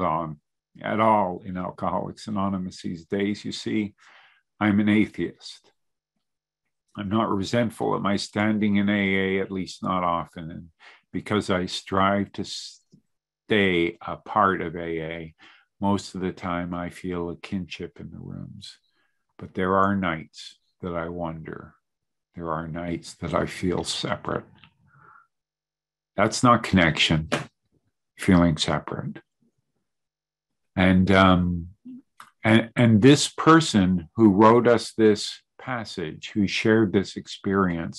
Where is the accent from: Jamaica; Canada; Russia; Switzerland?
Canada; also born or lived in Montreal / Calgary / Toronto; I'm Canadian